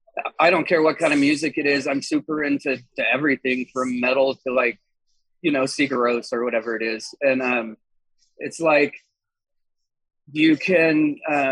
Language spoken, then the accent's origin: English; Colorado, United States; I am from Colorado